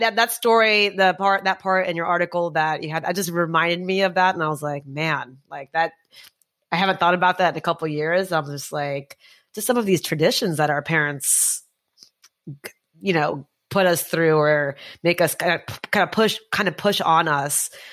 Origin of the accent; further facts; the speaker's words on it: Texas, United States; also born or lived in New York area; now in New York, United States; I grew up in Texas